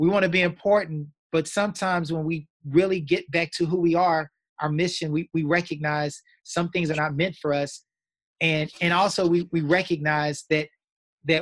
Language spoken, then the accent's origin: English; Austin, Texas, United States; I grew up in Austin, Texas, went to the top high